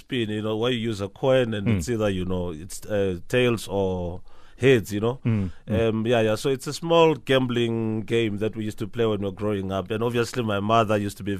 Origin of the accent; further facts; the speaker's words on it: Mahikeng, North West, South Africa; also born or lived in Taung; I was born in Mafikeng in 1984, and I grew up there. Mm. But I'm originally from Taung, Kobole Tama Kiko Taung.